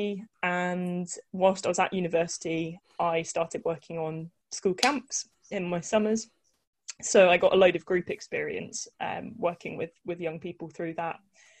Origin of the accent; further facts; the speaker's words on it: Newquay, South West England, United Kingdom; also born or lived in Exeter; I grew up in Cornwall. So I grew up near Newquay